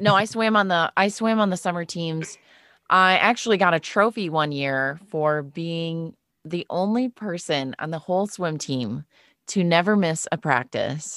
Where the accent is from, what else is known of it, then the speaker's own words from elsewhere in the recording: Monroe, Wisconsin, United States; I'm from a town called Monroe, Wisconsin.